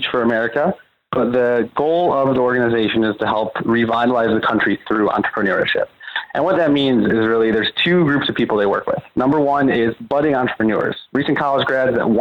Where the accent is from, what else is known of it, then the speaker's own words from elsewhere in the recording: Detroit, Michigan, United States; also born or lived in North Carolina; I'm from Detroit originally